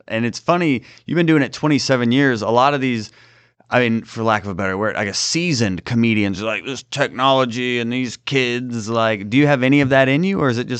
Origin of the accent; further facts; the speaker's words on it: Atlanta, Georgia, United States; the podcast started out because I'm from Atlanta, still live there.